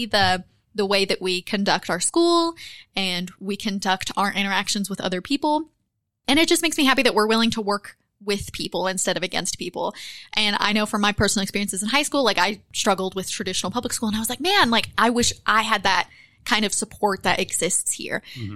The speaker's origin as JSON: {"language": "English", "area": "Johnson County", "region": "southeast Kentucky", "country": "United States", "tie": "born or raised there", "said": "I'm from Johnson County originally, which is about an hour south of West Virginia."}